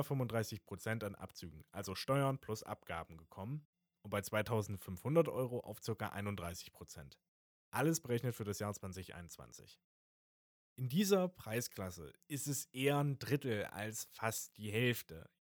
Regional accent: Germany; in dem Umfeld, in dem ich erzogen wurde, als Deutscher.

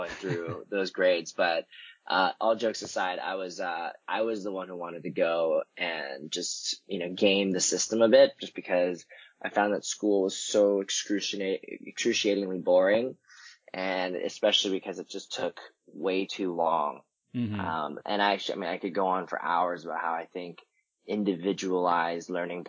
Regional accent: Vancouver, British Columbia, Canada; moved away as an adult; now in San Francisco, United States; I was born and raised in Canada, in Vancouver. I moved down to San Francisco right after I'd graduated college.

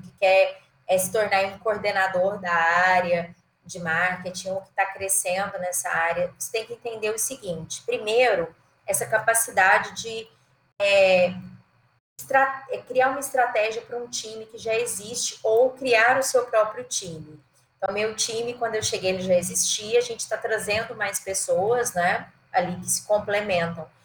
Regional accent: Goiânia, Goiás, Brazil; also born or lived in Jataí / São Paulo / Maranhão; eu sou de Goiânia, né? Na verdade sou de Jataí, mas morei a vida toda em Goiânia, Jataí interior de Goiás

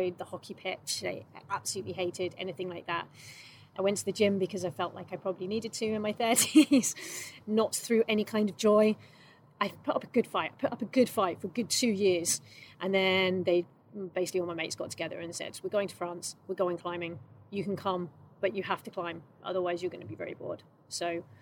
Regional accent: London, United Kingdom; moved away; I'm from London, basically from London

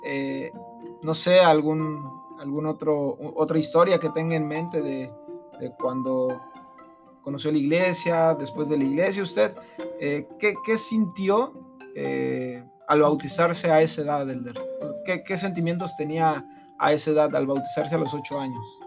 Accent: Mexico City, Mexico; moved away; yo también soy de allá de la Ciudad de México

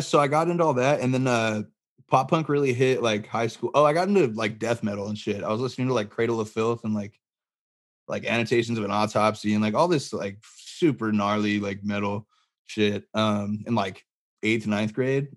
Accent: Barstow, California, United States; I grew up in Barstow, California

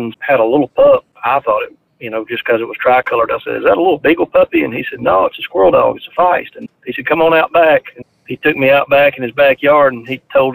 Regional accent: Goodwater, Alabama, United States; I'm from Goodwater, Alabama

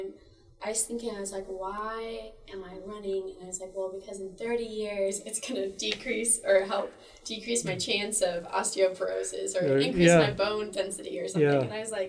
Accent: Bozeman, Montana, United States; I'm from Bozeman

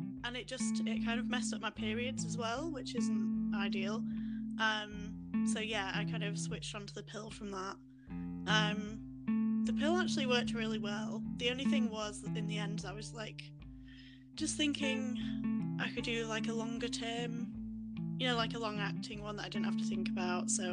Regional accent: Yorkshire and the Humber, United Kingdom; I'm from Yorkshire in England, just a little sort of country village

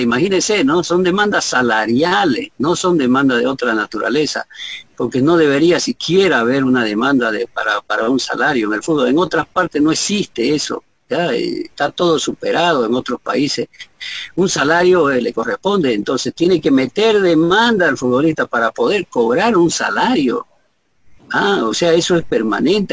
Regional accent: Bolivia

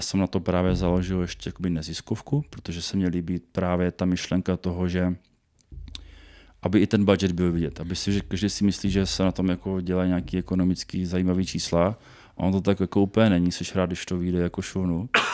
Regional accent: Brno, South Moravian Region, Czechia; Já jsem teda z, z Brna

